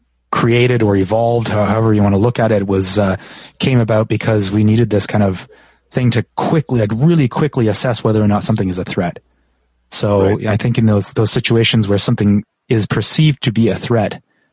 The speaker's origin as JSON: {"language": "English", "country": "Canada", "said": "I'm from Canada and there's no poisonous spiders in Canada."}